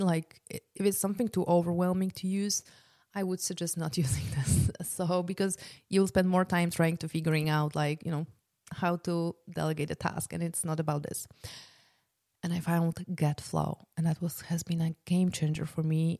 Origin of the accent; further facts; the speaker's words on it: Poland; moved away; I'm originally from Poland